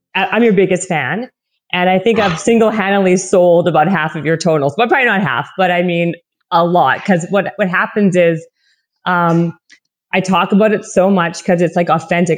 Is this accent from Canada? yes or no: yes; Winnipeg, Manitoba, Canada; accent: Canadian; moved away; also born or lived in Toronto, Ontario; i'm from winnipeg and then i moved to toronto for many many years